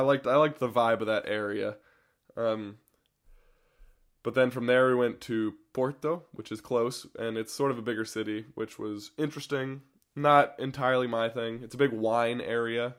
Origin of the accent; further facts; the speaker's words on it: United States; as an American